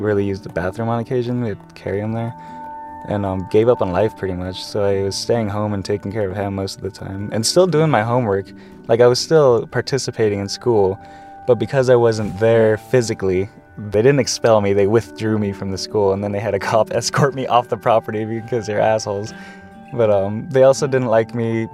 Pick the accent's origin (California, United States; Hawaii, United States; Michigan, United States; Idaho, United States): California, United States; San Diego; moved away; Originally, I'm from San Ysidro, California, like basically the last U.S. exit before Tijuana